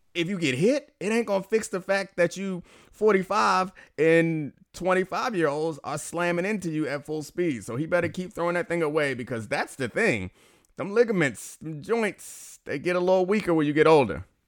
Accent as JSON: {"language": "English", "town": "Baltimore", "region": "Maryland", "country": "United States", "tie": "born or raised there", "said": "I grew up in Baltimore, so, like, club music was a thing."}